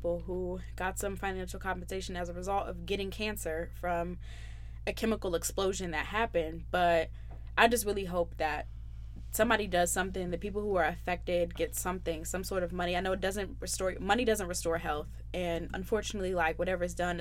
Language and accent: English; Columbus, Ohio, United States; I'm from Ohio